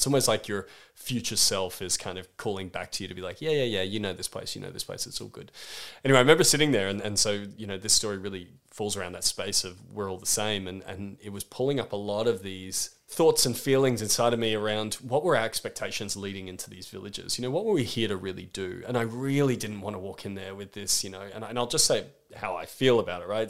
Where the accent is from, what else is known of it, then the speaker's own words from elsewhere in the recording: Australia; I'm thirty-two years old and I'm from Australia